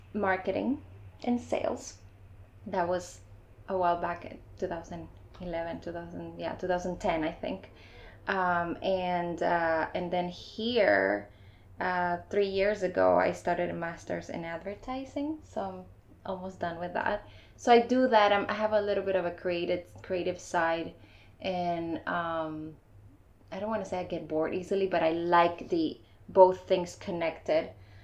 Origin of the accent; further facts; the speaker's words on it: Panama; also born or lived in Iowa / Chicago; now in Miami, United States; I'm from Panama. I've been in Miami for about 4 years now, and in total in the US, almost 9.